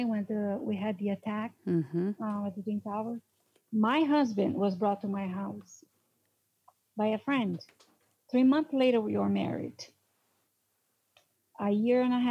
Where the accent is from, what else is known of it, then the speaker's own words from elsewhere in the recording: Brazil; English is a second language; moved away as an adult; also born or lived in New York; now in United States; I'm from South America, I'm considered Hispanic. I do have an accent.